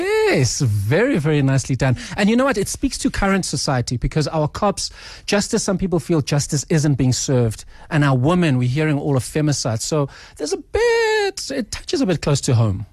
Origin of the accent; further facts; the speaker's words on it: Eswatini; first language Swati; now in Johannesburg, South Africa; I grew up in Swaziland